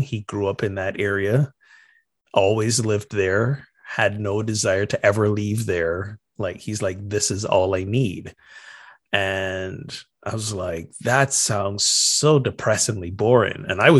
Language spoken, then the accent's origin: English; Barbados; now in United States; Meanwhile, I'm from Barbados, and this is now in the U.S. At that time, it was like the third place in the U.S. I'm living.